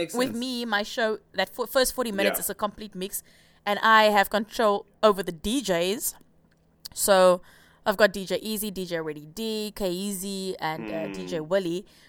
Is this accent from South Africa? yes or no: yes; South Africa; first language Afrikaans; English is a second language; Because they're both English and they're Afrikaans as well. And Afrikaans is my first language.